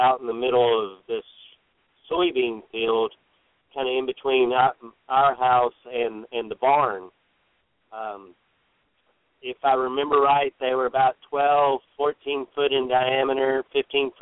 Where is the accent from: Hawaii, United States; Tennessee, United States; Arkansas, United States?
Arkansas, United States; moved away; also born or lived in Alabama; I'm originally from Arkansas. Spent most of my childhood there, fairly normal